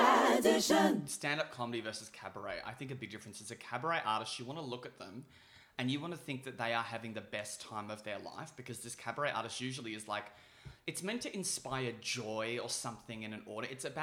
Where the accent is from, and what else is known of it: Melbourne, Victoria, Australia; born or raised there